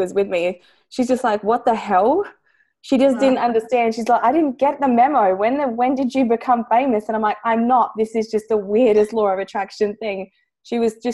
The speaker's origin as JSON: {"language": "English", "town": "Adelaide", "region": "South Australia", "country": "Australia", "said": "I'm from Adelaide"}